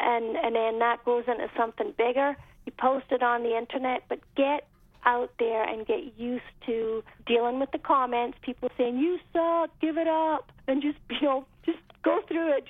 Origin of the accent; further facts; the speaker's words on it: United Kingdom; moved away as an adult; now in United States; I grew up in Britain where we had Radio 1 was our main radio station